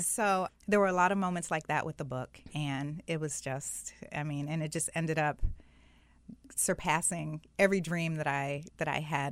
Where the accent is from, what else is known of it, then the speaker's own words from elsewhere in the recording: South Florida, United States; I grew up in South Florida.